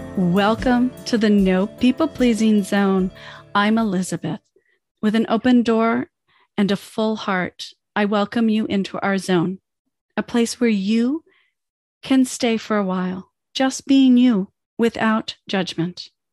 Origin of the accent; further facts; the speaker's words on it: Canada; also born or lived in United States; I'm Canadian. but I'm also an immigrant. I came to Canada as a child